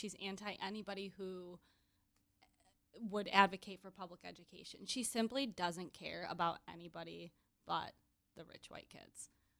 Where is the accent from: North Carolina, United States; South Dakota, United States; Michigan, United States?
Michigan, United States; Grand Rapids; She's from my hometown of Grand Rapids.